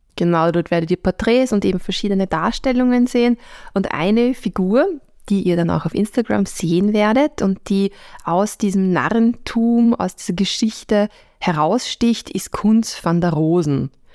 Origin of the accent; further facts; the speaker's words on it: Vienna, Austria; als Wiener